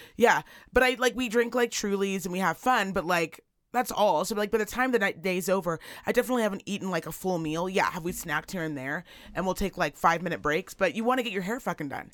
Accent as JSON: {"language": "English", "town": "Virginia City", "region": "Nevada", "country": "United States", "tie": "born or raised there", "also_born_or_lived": "Reno", "said": "I'm from Reno, and I kind of actually grew up here in Virginia City."}